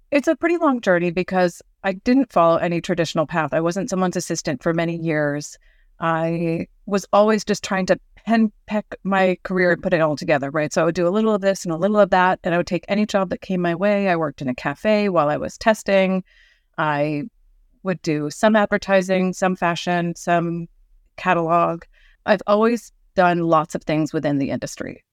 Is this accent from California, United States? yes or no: yes; Northern California, United States; I grew up in Northern California